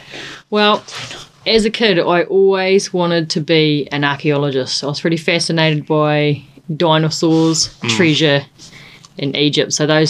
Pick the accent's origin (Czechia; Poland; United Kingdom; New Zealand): New Zealand; Bluff, Southland; I am from Bluff. I live and work in Bluff predominantly. I have a young boy, Ruben, who's 4, and my partner, Tane. We all live down there, and yeah, that's home for us. We're really proud Bluffies.